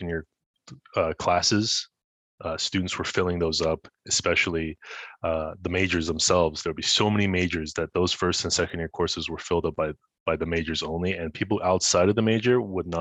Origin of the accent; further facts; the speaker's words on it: Ottawa, Ontario, Canada; also born or lived in Montreal; I was born in Montreal, but I was raised in Ottawa. So I spent basically all my life here.